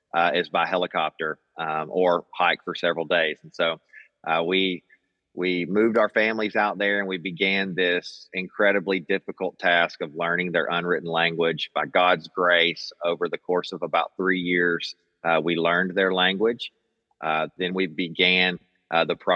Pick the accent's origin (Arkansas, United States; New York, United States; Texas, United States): Arkansas, United States; Magnolia; moved away as an adult; also born or lived in Papua New Guinea; I'm from South Arkansas. Grew up here in Magnolia, Arkansas